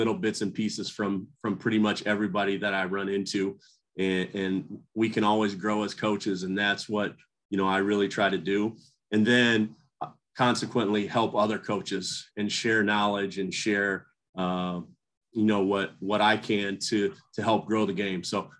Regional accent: Cedar Falls, Iowa, United States; I grew up in Iowa. I played for a Hall of Fame high school coach, Jerry Slykus, at Cedar Falls High School in Iowa.

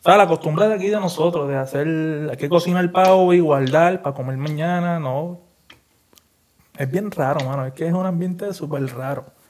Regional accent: Puerto Rico; como nosotros puertorriqueños

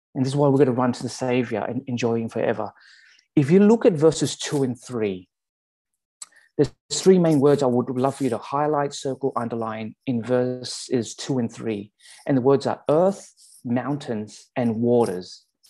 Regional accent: Sydney, New South Wales, Australia; accent: Australian; also born or lived in Calgary, Canada; now in Abbotsford, Canada; my Australian accent

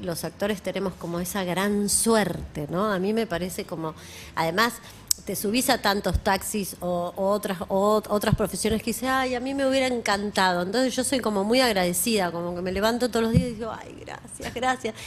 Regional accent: Argentina; somos argentinos

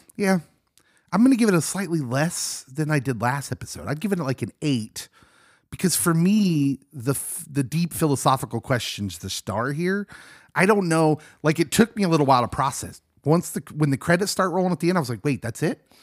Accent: Lawrence, Kansas, United States; I grew up in Lawrence, Kansas

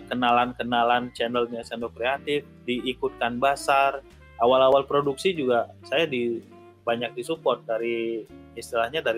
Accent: Tanah Lot, Bali, Indonesia; Saya Putra asli Bali, eh, asli asli dari Tanah Lot.

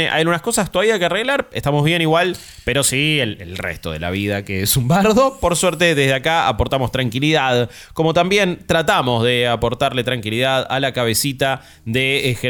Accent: Argentina; soy de Argentina, pa.

